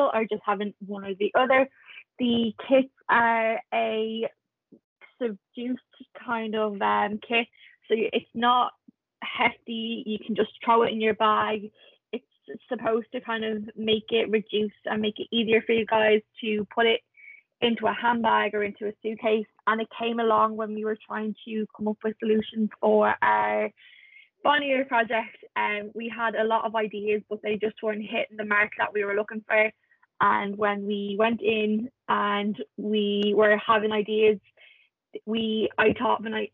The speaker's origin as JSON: {"language": "English", "town": "Dublin", "region": "Leinster", "country": "Ireland", "tie": "born or raised there", "said": "born and raised in Dublin"}